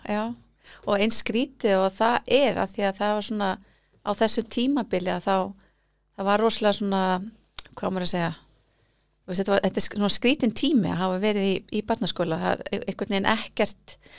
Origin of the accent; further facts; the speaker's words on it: Reykjavík, Capital Region, Iceland; ég væri svona árbæðingur